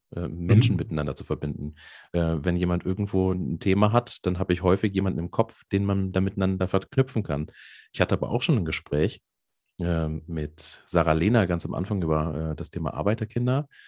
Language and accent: German; Hesse, Germany; accent: Hessian; ich bin ja äh, halber Hesse